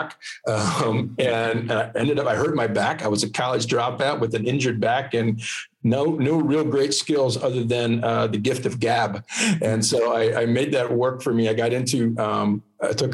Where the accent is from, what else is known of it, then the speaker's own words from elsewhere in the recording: Lancaster County, Pennsylvania, United States; also born or lived in Philadelphia; I was born and raised in Lancaster County, Pennsylvania. And I've been there all my life.